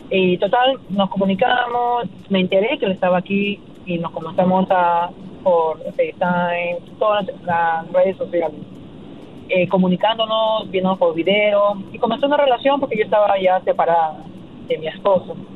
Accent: Peru; Mira, sí, Caleta, mira, Magali Medina, yo soy peruana, Magali Medina es la urraca, es una eh, presentadora de Perú.

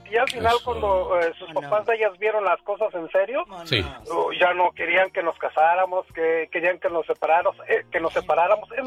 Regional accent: Mexico City, Mexico; moved away; soy orgullosamente mexicano, nacido en la Ciudad de México, de sangre oaxaqueña.

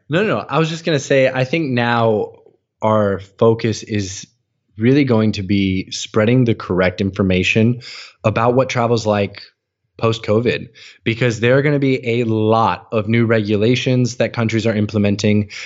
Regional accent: United States; moved away; also born or lived in Hanoi, Vietnam; growing up as an American, we hear a lot about the war

